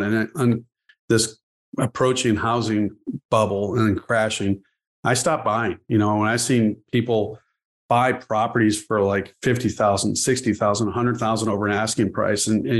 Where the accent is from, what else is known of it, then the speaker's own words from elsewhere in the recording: Chicago, Illinois, United States; also born or lived in Ohio; I'm originally from Chicago, but I grew up here, went and got my undergraduate degree in Ohio at Kenyon College. Then I came back